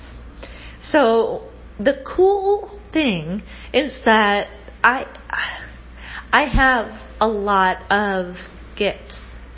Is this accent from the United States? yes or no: yes; United States; now in Rio de Janeiro, Brazil; I come from the United States of America